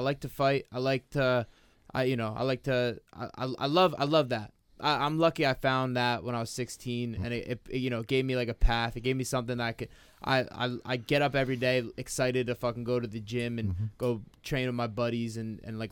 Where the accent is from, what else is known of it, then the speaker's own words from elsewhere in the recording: Green Brook, New Jersey, United States; Greenbrook, New Jersey. It's in Newark.